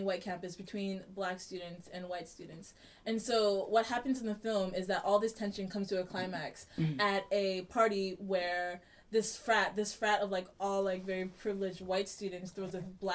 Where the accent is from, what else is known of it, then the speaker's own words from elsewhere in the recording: New York, United States; moved away; I came from New York, I grew up in like a really diverse area